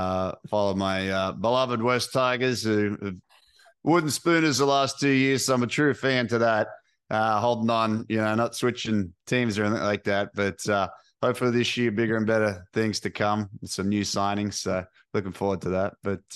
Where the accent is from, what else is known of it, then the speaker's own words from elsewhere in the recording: Sydney, New South Wales, Australia; Yeah, I grew up in Sydney, Australia.